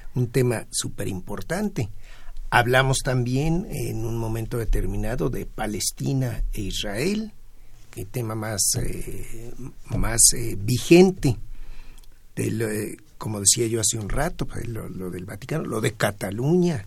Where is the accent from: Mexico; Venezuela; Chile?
Mexico; en México como latinoamericanos